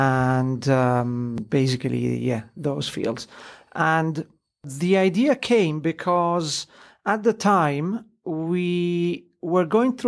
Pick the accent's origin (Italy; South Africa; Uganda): Italy; Disclosure, I am Italian, although I have an English name. I was born and raised in Italy. British dad, Italian mum. So if you hear a strange accent, that's the reason.